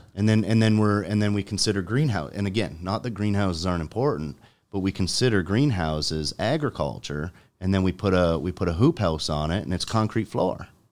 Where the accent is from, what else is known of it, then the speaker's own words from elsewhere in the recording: Jordan, Ontario, Canada; I grew up in Jordan